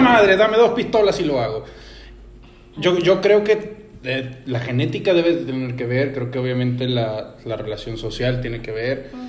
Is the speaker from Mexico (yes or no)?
yes; Mexico; aquí en México